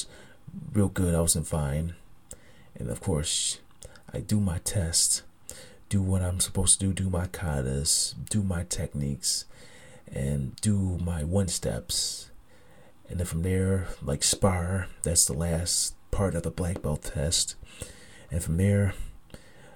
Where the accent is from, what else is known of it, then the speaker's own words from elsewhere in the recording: Niagara Falls, New York, United States; my hometown of Niagara Falls, New York